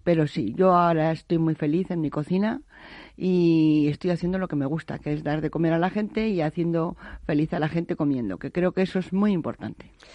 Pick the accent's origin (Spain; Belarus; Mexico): Spain; Navaleno, Castile and León; vengo de un pueblo de Soria, que es Navaleno, que yo siempre digo que es la cuna de la micología. En donde yo, yo he nacido y me he movido entre canastas de setas y trufa